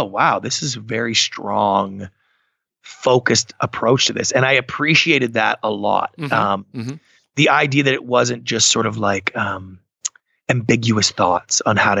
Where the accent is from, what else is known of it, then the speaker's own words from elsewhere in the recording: Canada; I'm Canadian